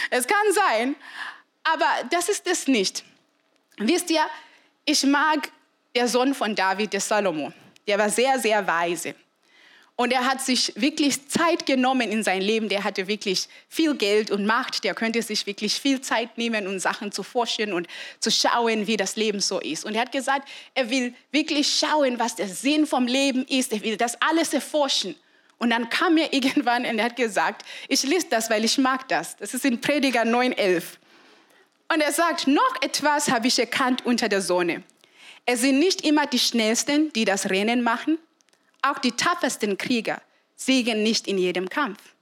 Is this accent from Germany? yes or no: no; Zimbabwe; es war wirklich nicht üblich, dass man keine Mama hat. Und besonders bei uns in Simbabwe, es war immer so, dass vielleicht eine Frau stirbt, dann heiratest du sofort.